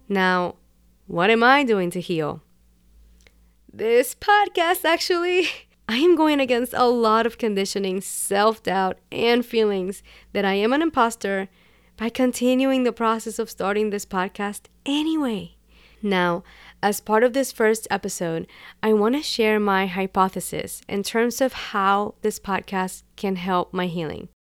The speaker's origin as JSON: {"language": "English", "country": "Puerto Rico", "tie": "born or raised there", "first_language": "Spanish", "second_language": "English", "said": "I was born and raised in Puerto Rico, and Spanish is my first language."}